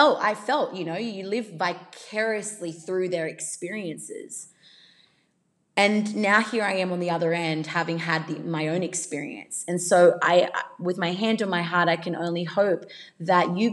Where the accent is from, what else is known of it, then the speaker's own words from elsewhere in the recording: Australia; accent: Australian; I am Australian